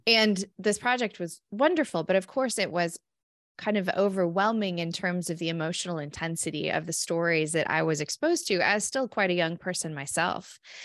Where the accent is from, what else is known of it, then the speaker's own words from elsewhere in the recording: California, United States; moved away as an adult; now in Minnesota, United States; born and raised in California